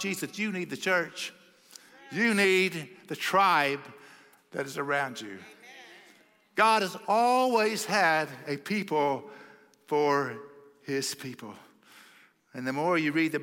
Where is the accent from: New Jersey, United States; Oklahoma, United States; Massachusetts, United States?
Oklahoma, United States; now in Texas, United States; I grew up in Oklahoma, you know, the promised land